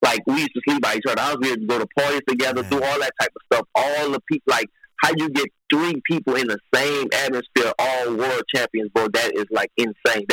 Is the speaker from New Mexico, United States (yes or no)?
no; New Orleans, Louisiana, United States; now in Texas, United States; originally I'm from New Orleans, and that's always be home, my heart, you know. But I live in Texas